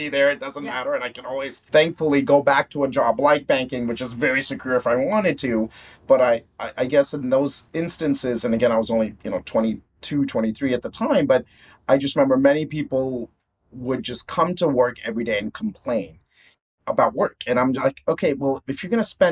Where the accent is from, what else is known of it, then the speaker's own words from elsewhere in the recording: Houston, Texas, United States; moved away as an adult; now in Singapore; suburb of Houston where I was, of course, born and brought up